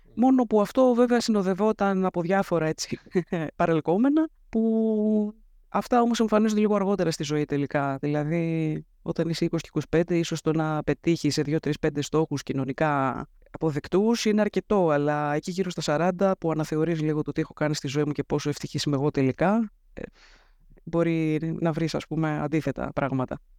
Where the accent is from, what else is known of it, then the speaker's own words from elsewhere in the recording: Athens, Attica, Greece; Γεννήθηκα και μεγάλωσα στην Αθήνα, στο κέντρο της Αθήνας